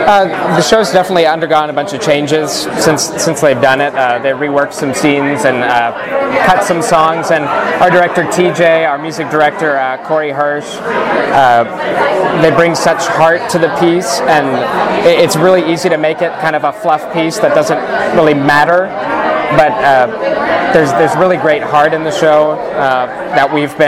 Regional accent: Houston, Texas, United States; now in Los Angeles, United States; …. I'm from Houston, Texas. I graduated from Pepperdine University, and I've been working professionally in Los Angeles for about 2 years now.

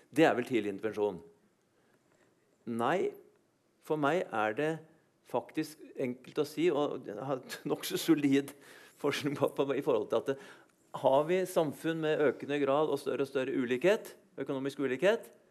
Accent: Lillehammer, Innlandet, Norway; jeg kommer fra Lillehammer da, under OL

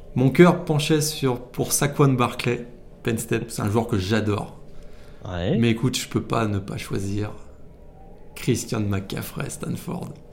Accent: France; en tant que français arrivant là-bas

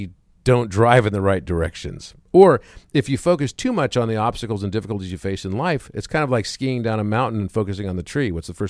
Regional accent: Wichita Falls, Texas, United States; I was born in Wichita Falls, Texas.

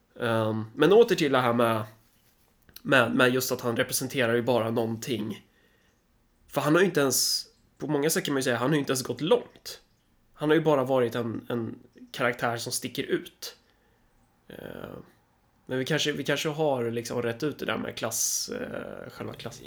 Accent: Sweden; jag är svensk

